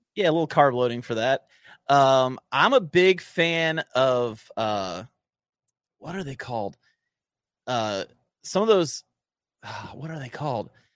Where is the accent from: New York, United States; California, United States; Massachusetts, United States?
New York, United States; Cortland; I grew up in Cortland, New York, just south of Syracuse